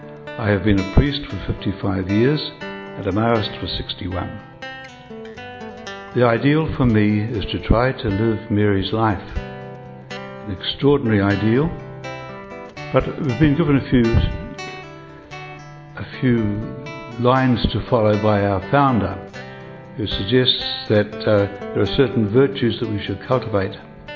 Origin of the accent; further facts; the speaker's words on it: New Zealand; I am a New Zealander, and I am a member of the Society of Mary, commonly called the Maoist Fathers and Brothers.